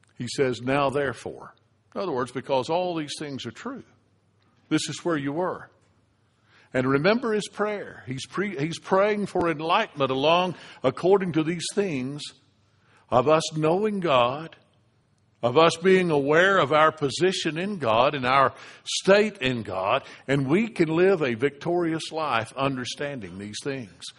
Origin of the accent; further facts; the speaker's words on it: United States; The reason I'm a United States citizen is because I was born in the United States